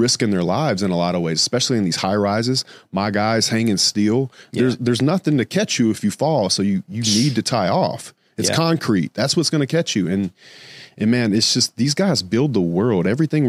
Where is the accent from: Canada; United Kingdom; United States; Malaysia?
United States; the South; because I'm from the South and it's very be seen, not heard.